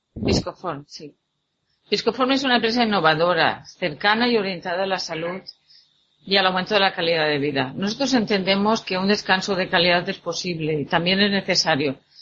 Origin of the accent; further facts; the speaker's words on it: La Pobla del Duc, Valencian Community, Spain; en mi pueblo